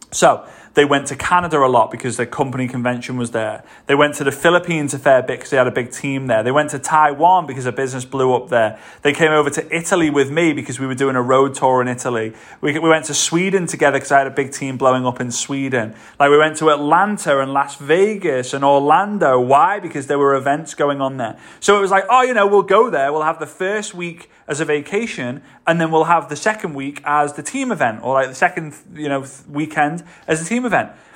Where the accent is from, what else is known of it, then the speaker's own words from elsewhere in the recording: Liverpool, North West England, United Kingdom; moved away as an adult; also born or lived in Varna, Bulgaria; now in Dubai, United Arab Emirates; Liverpool, my hometown